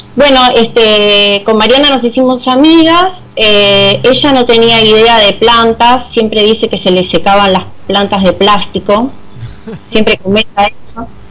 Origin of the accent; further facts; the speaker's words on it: Avellaneda, Buenos Aires Province, Argentina; yo soy de Avellaneda